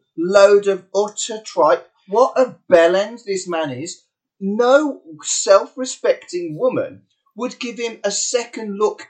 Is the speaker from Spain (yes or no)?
no; United Kingdom